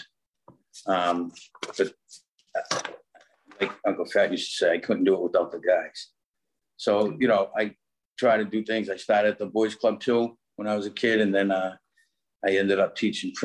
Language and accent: English; Newton, Massachusetts, United States; I was born in West Newton.